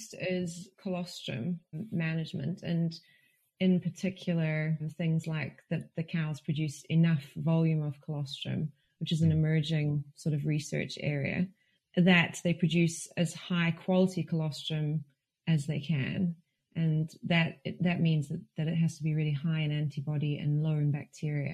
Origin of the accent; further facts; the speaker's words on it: South Africa; also born or lived in Hamilton, New Zealand / Ireland (ancestry); now in Glasgow, United Kingdom; My parents are Irish, but I was brought up in South Africa. I spent a lot of time in Hamilton actually though